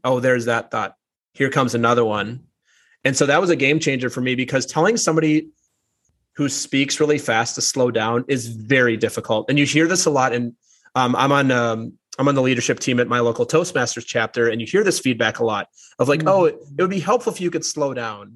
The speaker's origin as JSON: {"language": "English", "region": "Minnesota", "country": "United States", "also_born_or_lived": "New York", "moved": "yes", "said": "I'm from Minnesota originally. People just right. talk a little bit slower there"}